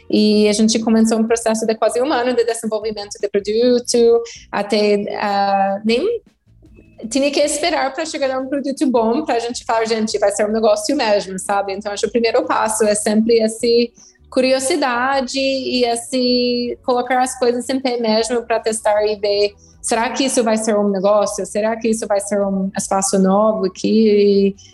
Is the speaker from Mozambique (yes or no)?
no; United States; Portuguese is a second language; moved away as an adult; now in Brazil; sou americana, estava no Brasil já há umas